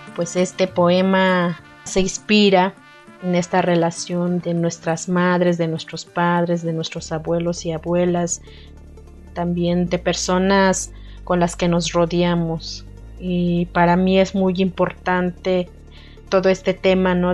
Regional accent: Santa María Tlahuitoltepec, Oaxaca, Mexico; first language Mixe (Ayuujk); Spanish is a second language; originaria de la comunidad de Santa María Tlautoltepec, Mije, Oaxaca

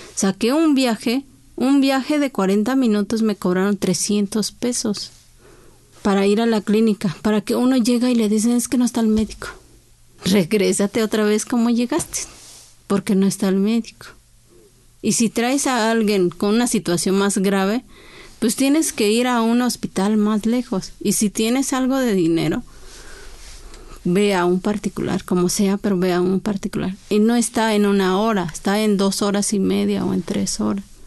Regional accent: San Juan Lalana, Oaxaca, Mexico; first language Chinantec; Spanish is a second language; moved away as an adult; now in Mexico City, Mexico; Yo también soy de ahí de San Juan La Lana

